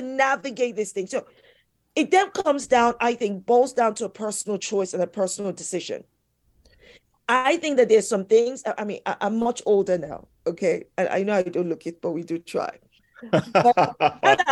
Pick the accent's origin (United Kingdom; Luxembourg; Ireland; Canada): United Kingdom; London; I am British born here in London